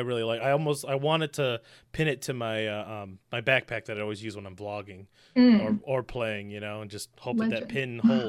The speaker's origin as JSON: {"language": "English", "region": "Michigan", "country": "United States", "said": "And I'm from Michigan in the States."}